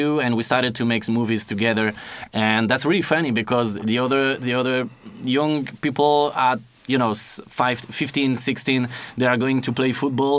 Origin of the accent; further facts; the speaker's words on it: near Paris, Île-de-France, France; I was born in France, next to Paris, but I used to go for every holidays to see my family in Poland.